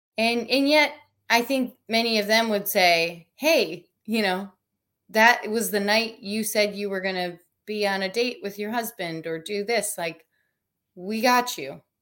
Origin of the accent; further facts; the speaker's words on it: Minnesota, United States; now in Southern California, United States; I'm from Minnesota